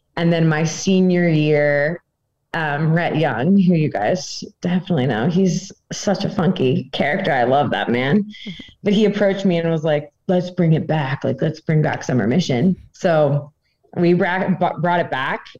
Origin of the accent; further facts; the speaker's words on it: Northern Virginia, United States; moved away as an adult; now in Gaming, Austria; I'm from Northern Virginia